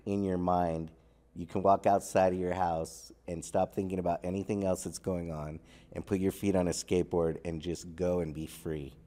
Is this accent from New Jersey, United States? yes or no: no; Torrance, California, United States; also born or lived in Redondo Beach; I grew up in Torrance, Redondo